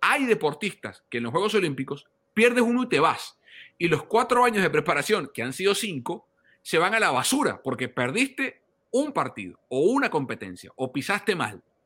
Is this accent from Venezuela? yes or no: yes; Venezuela; yo como venezolano